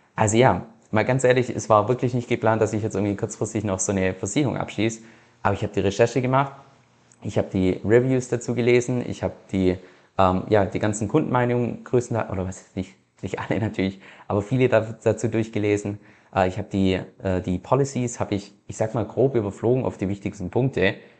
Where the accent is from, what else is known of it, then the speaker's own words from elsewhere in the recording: Germany; moved away as an adult; also born or lived in Australia; als Deutscher